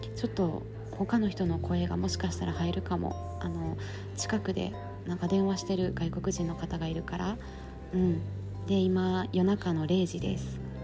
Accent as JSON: {"language": "Japanese", "town": "Kobe", "region": "Hyogo", "country": "Japan", "tie": "born or raised there", "moved": "yes", "said": "地元が神戸なんやけどさ"}